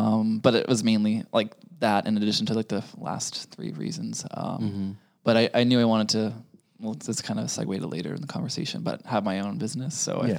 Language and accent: English; Boston, Massachusetts, United States; moved away as an adult; now in Los Angeles, United States; So I'm from Boston